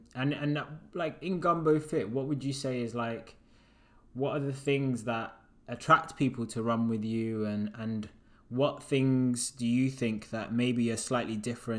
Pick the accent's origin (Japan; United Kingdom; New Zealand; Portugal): United Kingdom; also born or lived in Uganda; I was like, wow, I was born there, but I'm from Britain.